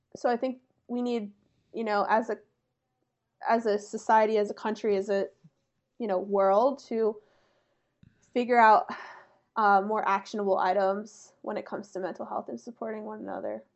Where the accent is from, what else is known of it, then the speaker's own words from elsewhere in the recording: about an hour north of Philadelphia, Pennsylvania, United States; I'm from about an hour north of Philly